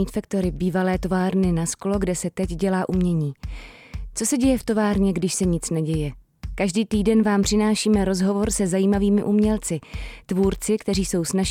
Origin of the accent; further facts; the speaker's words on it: Prague, Czechia; já jsem vyrůstal na sedmičce na Miladě, na skvotu